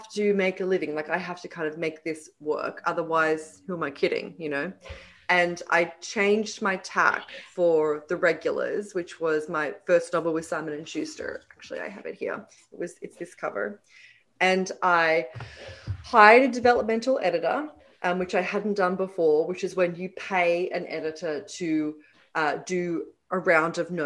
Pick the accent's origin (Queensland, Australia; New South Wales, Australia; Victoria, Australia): New South Wales, Australia; Sydney; moved away as an adult; now in New York, United States; Sydney is my hometown.